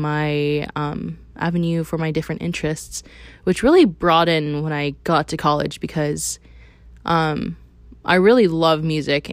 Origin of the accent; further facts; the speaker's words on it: Athens, Georgia, United States; I grew up here uh, around the University of Georgia